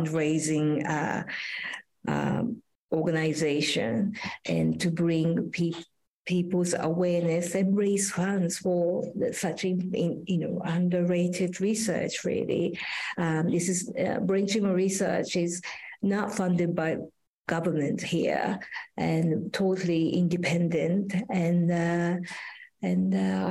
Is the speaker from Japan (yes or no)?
yes; Japan; now in London, United Kingdom; Actually, I am from Japan, but I spend very little time in Japan.